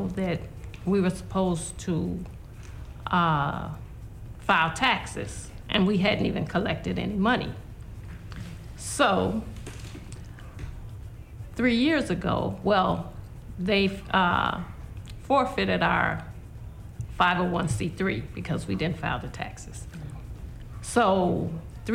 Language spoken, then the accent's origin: English; Chicago, Illinois, United States; We're three sisters from the West Side